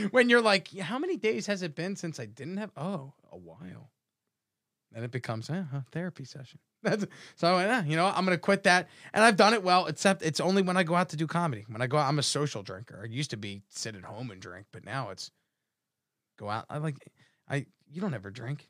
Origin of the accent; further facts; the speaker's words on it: Atlantic City, New Jersey, United States; I grew up in Jersey